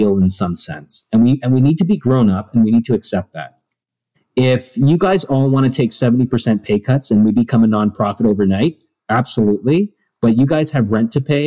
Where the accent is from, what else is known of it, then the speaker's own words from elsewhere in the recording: Toronto, Ontario, Canada; I was born and raised on the East Coast, right? So I grew up in Toronto, just outside